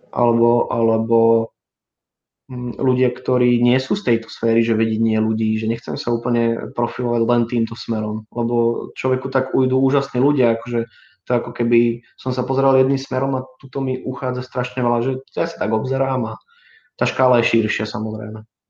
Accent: Brno, South Moravian Region, Czechia; moved away as an adult; now in Bratislava, Slovakia; som celým človekom žil dovtedy v, na Morave, v Brne

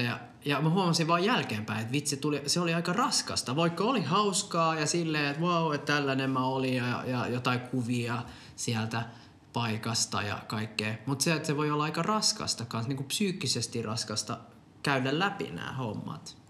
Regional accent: Finland; born or raised there; also born or lived in Popayán, Colombia

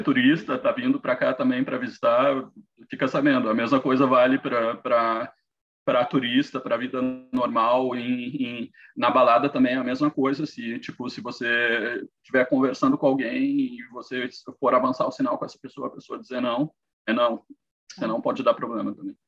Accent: Brazil; moved away as an adult; now in Canada; como brasileiro

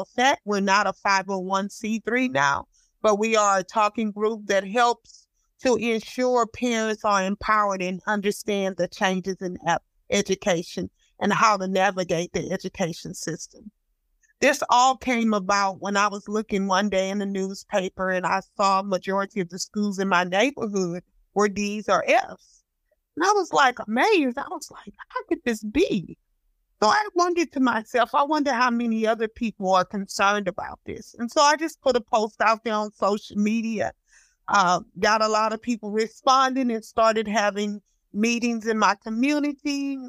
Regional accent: Houston, Texas, United States; also born or lived in Los Angeles, California; I'm from Houston, Texas. I was born in Los Angeles, California. but I've been educated and used in Texas all my life

